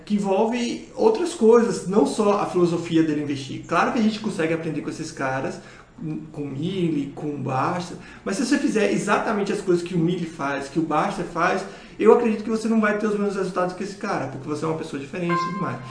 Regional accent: Bahia, Brazil; moved away; como eu baiano

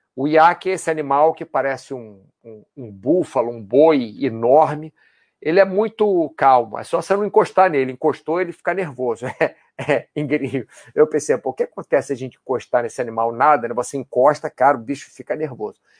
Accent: Brazil; nós, brasileiros

